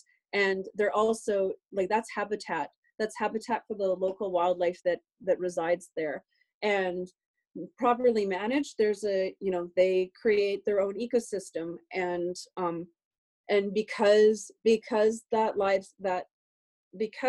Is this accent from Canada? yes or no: yes; Canada; we're Canadian